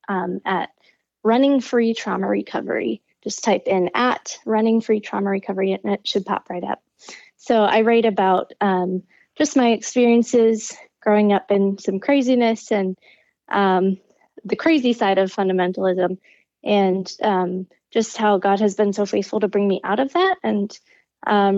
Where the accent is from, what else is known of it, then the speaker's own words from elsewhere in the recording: Midwest, United States; I grew up in the Midwest